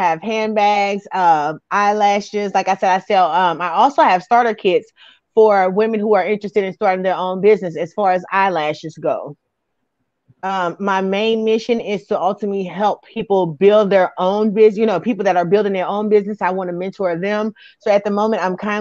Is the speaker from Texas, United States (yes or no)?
no; New York City, New York, United States; also born or lived in Alton, Illinois; now in St. Louis, United States; I was actually born and raised in Brooklyn, New York, and then I relocated to Alton, Illinois.